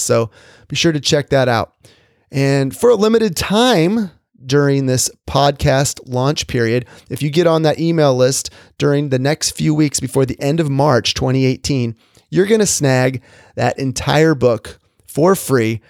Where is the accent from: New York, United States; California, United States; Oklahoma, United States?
California, United States; Orange County, Southern; I grew up in Southern California, in the suburbs of Orange County